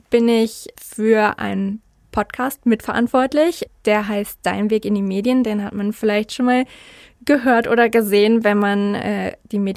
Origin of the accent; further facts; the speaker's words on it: North Rhine-Westphalia, Germany; ich bin nämlich eigentlich im Rhein-Sieg-Kreis aufgewachsen und bin da zur Schule gegangen